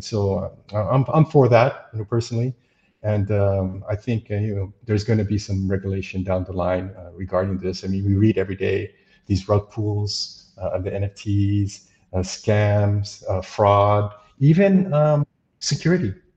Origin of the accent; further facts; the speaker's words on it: United States; moved away as an adult; I'm an American